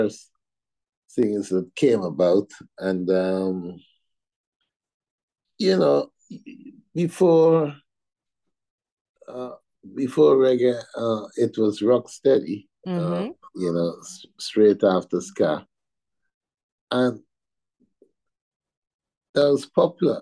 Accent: Guyana; now in United Kingdom; I as a Guyanese

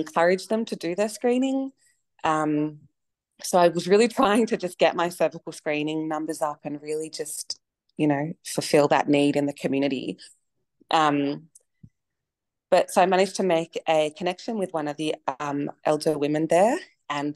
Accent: Melbourne, Victoria, Australia; moved away as an adult; now in Alice Springs, Australia; I grew up in Melbourne and I was working there sort of 8+ years

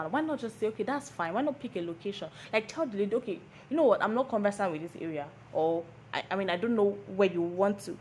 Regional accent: Lagos, Nigeria; I'm a Lagos girl, like born and brought up in Lagos

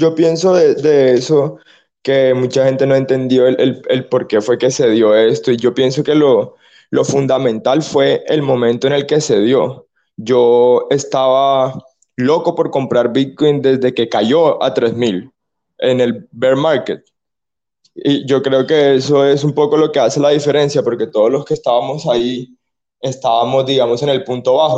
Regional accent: Colombia; soy un muchacho colombiano

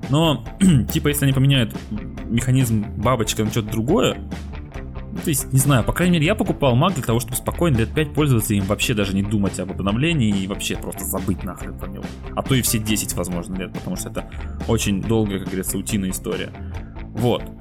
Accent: Siberia, Russia; мы сидели вчера в баре с друзьями, и мы из Сибири, а девочка у нас с Дальнего Востока

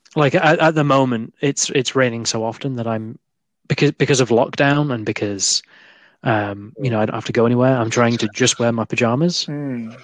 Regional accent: United Kingdom; we as British people

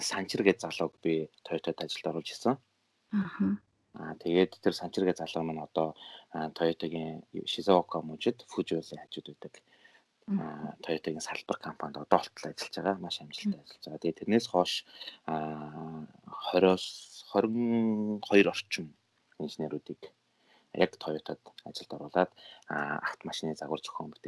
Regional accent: Mongolia; moved away as an adult; now in Japan

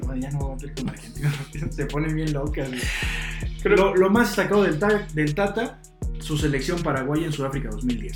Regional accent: Mexico; aquí en México

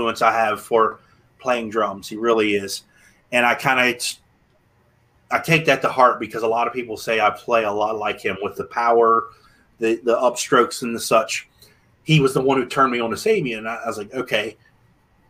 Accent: Martinsburg, West Virginia, United States; also born or lived in Waynesboro, Pennsylvania; my hometown of Martinsburg, West Virginia.

